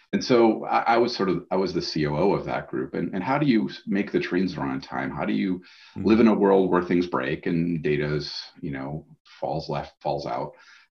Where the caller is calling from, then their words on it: Boston, Massachusetts, United States; I'm on the other side of that lake in Boston, Massachusetts in the United States.